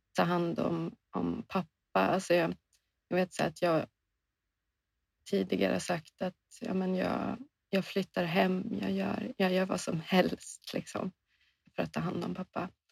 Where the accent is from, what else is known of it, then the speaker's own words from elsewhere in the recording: Åland Islands; now in Sweden; vi spenderar ofta hela somrarna på Åland där mina föräldrar bor, där jag är uppvuxen